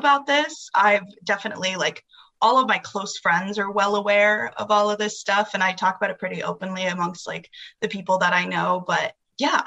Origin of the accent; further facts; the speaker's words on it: Arizona, United States; I'm from Arizona. My mom lived here in Arizona up until I was the age of 9